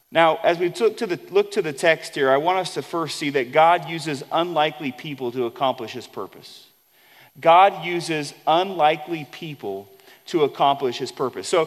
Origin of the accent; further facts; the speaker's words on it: Wink, Texas, United States; So we would have to say, oh, yeah, I'm from Wink. Where's Wink? Well, Wink's in West Texas.